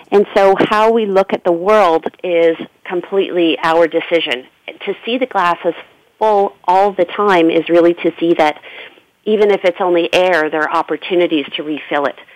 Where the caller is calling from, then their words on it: Ontario, Canada; definitely uh, in Canada.